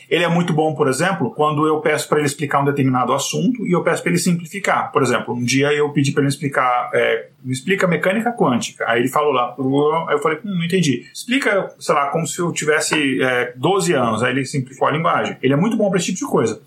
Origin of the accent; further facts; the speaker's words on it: Brasília, Federal District, Brazil; eu cresci em Brasília